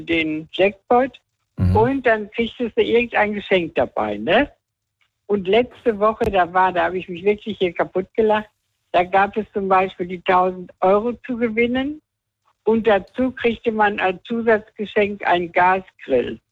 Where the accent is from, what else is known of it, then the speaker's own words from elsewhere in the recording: Rhineland-Palatinate, Germany; also born or lived in Weibern; ich komme aus, aus Rheinland-Pfalz